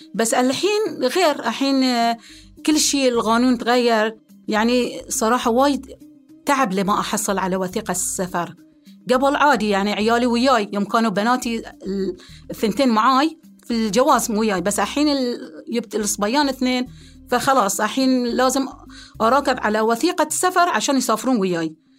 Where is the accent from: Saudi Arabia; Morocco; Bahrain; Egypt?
Bahrain; أنا أم بحرينية